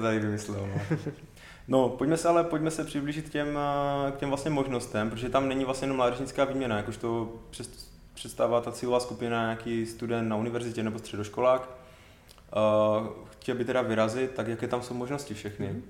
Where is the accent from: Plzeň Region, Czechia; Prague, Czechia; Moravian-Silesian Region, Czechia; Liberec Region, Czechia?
Moravian-Silesian Region, Czechia; Karviná region; tady u nás na Karvinsku